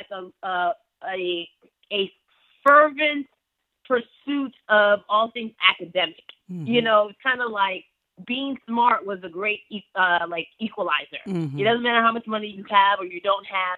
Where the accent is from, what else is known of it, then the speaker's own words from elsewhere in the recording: United States; also born or lived in Port Harcourt, Nigeria; being an Igbo child growing up in America with very strict Igbo parents